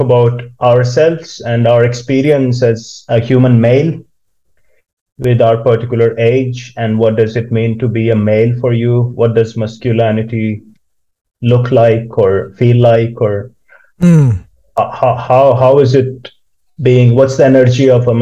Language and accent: English; India; moved away as an adult; now in Kokkola, Finland; I grew up in India.